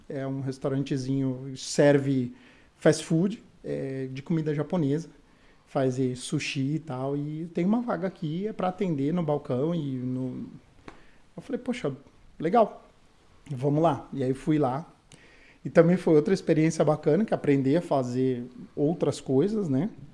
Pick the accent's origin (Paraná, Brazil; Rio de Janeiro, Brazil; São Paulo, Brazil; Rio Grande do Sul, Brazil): São Paulo, Brazil; moved away as an adult; also born or lived in Campinas; now in Canada; eu sou de São Paulo, capital